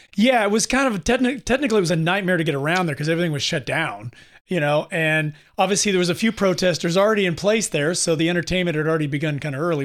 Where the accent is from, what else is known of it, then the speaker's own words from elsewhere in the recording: California, United States; We're from California